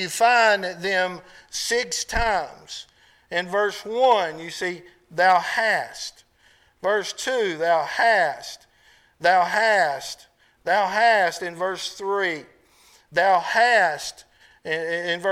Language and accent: English; United States; I'm an American